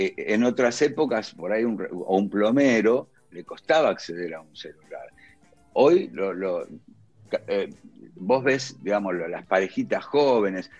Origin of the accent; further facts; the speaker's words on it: Villa Luzuriaga, Buenos Aires Province, Argentina; moved away as an adult; now in Colegiales, Buenos Aires, Argentina; yo crecí en Villa Luzuriaga, que pertenece a La Matanza